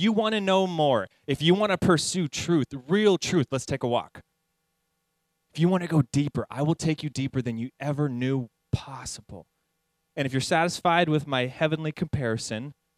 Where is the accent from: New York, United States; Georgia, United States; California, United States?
California, United States; San Jacinto; also born or lived in Hemet, California; I grew up actually in San Jacinto, which is like in the same valley as Hemet